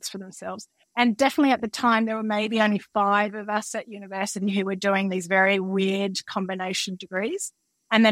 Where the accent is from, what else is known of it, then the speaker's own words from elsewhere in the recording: Canberra, Australian Capital Territory, Australia; growing up in Canberra